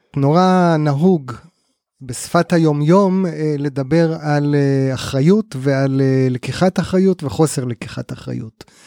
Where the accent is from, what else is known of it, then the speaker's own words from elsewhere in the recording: Kibbutz Amiad, Northern District, Israel; בן קיבוץ עמיעד, תמיד חשוב לשלוף את הרקע הקיבוצי